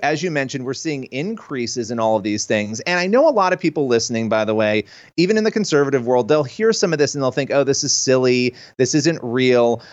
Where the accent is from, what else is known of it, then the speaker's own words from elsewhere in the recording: New York, United States; I'm a New Yorker.